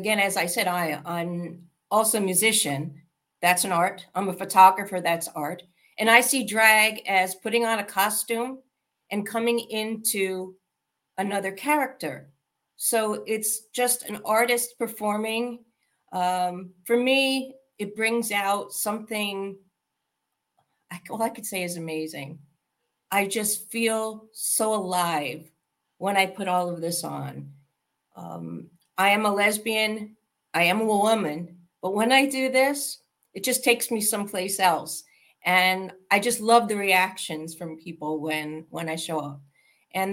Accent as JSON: {"language": "English", "country": "United States", "also_born_or_lived": "New York", "moved": "as an adult", "lives_now": "Florida, United States", "said": "I'm originally from New Jersey, New York. And just about 2.5 years ago, moved down to Florida"}